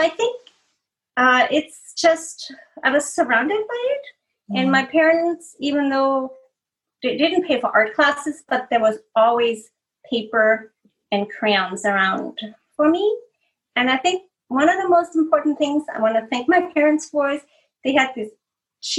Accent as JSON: {"language": "English", "country": "Austria", "tie": "born or raised there", "moved": "as an adult", "lives_now": "California, United States", "said": "I'm from the Austrian Alps, and there's a lot of folk art"}